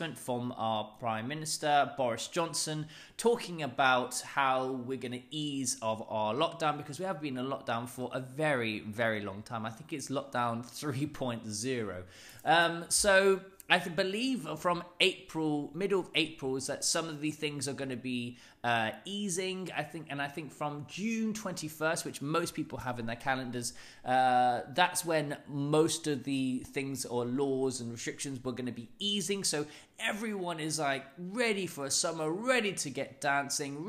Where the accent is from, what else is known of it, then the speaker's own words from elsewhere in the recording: London, United Kingdom; I'm from London